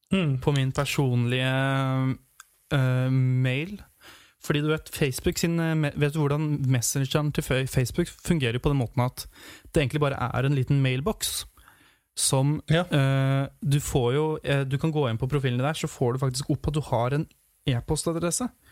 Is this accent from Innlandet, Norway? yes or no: yes; Hamar, Innlandet, Norway; hjemme i Hamar, i Ottestad